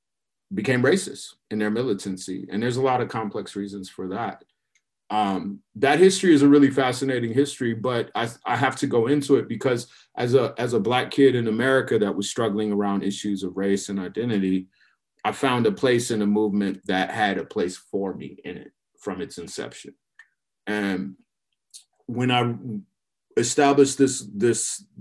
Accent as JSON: {"language": "English", "town": "Minneapolis", "region": "Minnesota", "country": "United States", "tie": "born or raised there", "also_born_or_lived": "Chicago, Illinois / St. Paul, Minnesota", "moved": "as an adult", "lives_now": "Portland, United States", "said": "I grew up in the Midwest. So I was born in Chicago, lived there for the early part of my childhood, and wound up moving to Minneapolis and St. Paul."}